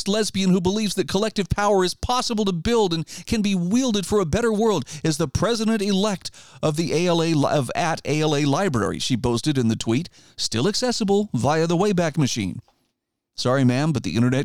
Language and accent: English; Idaho, United States; my home state of Idaho